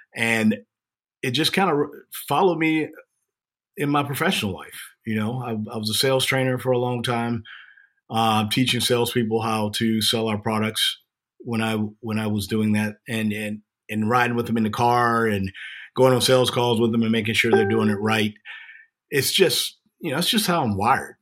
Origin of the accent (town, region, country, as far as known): Jacksonville, Florida, United States; born or raised there